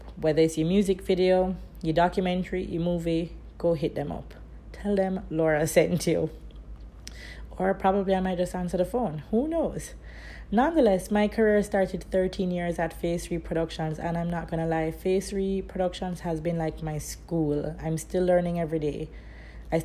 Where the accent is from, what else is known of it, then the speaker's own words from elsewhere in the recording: Kingston, Jamaica; I am from Kingston, Jamaica